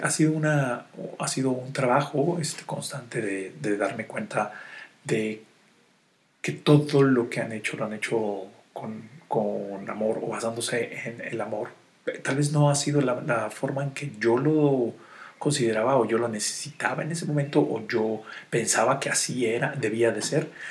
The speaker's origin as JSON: {"language": "Spanish", "country": "Mexico", "said": "soy, soy el mexicano"}